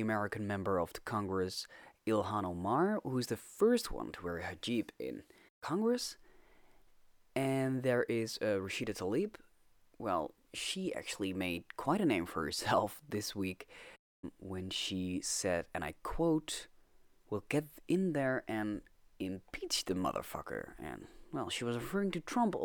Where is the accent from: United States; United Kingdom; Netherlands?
Netherlands; I'm Dutch.